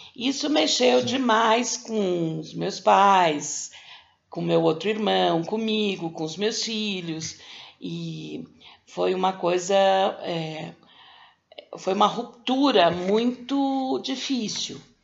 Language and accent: Portuguese; São Paulo, Brazil; eu sou de São Paulo